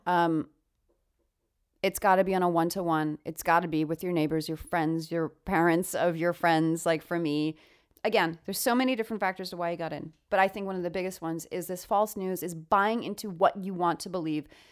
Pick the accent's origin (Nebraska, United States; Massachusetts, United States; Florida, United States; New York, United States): New York, United States; I come from New York